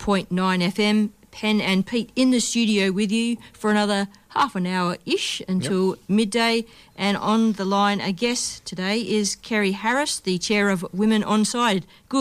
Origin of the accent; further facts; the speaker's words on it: Perth, Western Australia, Australia; Like just in my hometown, Perth.